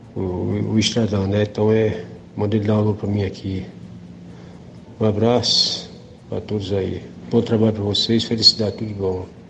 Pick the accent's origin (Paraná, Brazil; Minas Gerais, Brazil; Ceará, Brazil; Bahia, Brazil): Ceará, Brazil; Nova Russas; now in Brasília, Brazil; Eu sou de Nova Russa, trabalho aqui no centro de Brasília